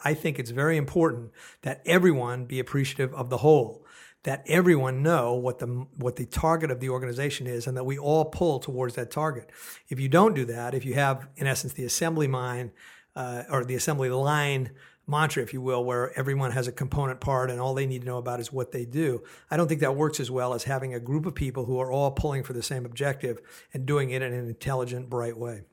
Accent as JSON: {"language": "English", "town": "Oakland", "region": "California", "country": "United States", "tie": "born or raised there", "also_born_or_lived": "San Francisco, California", "moved": "yes", "lives_now": "Portland, United States", "said": "I'm from Oakland, California, born and raised."}